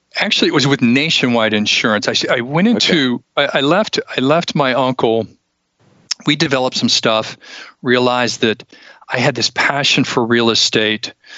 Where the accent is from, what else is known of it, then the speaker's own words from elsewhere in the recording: Ohio, United States; moved away as an adult; also born or lived in Tacoma, Washington; now in Charleston, United States; grew up in Ohio up until about three years ago